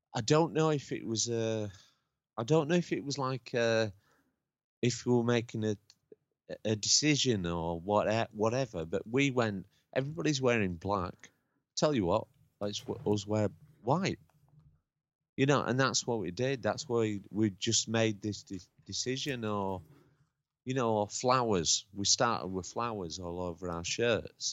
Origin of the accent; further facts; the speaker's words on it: Lincoln, East Midlands, United Kingdom; moved away; also born or lived in Huddersfield; I was brought up in I was born in Lincoln